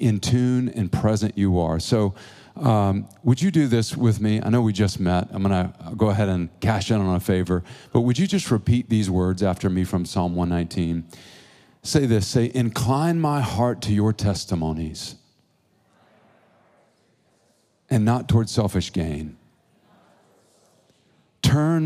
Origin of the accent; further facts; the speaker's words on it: Georgia, United States; also born or lived in Oklahoma; now in Tulsa, United States; I'm from Georgia, from the South, and currently in Oklahoma.